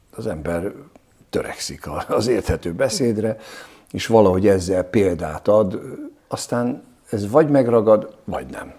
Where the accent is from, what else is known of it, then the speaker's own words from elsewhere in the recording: Budapest, Hungary; Én Csepelen nőttem föl